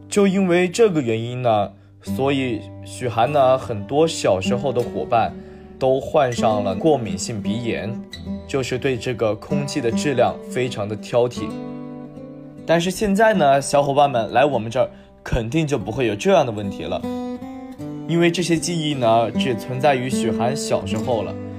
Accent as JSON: {"language": "Chinese", "region": "Hubei", "country": "China", "tie": "born or raised there", "moved": "yes", "said": "到我的家乡，再或者说到我们湖北"}